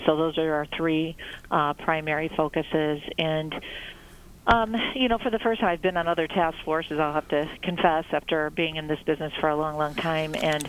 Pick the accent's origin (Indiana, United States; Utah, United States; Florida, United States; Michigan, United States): Indiana, United States; Lake County; I'm from Lake County, so, you know, I was always one of those traveling down I-65